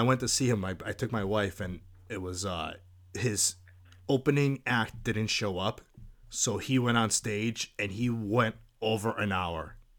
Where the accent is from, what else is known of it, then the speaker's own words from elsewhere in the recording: Massachusetts, United States; I'm from Massachusetts.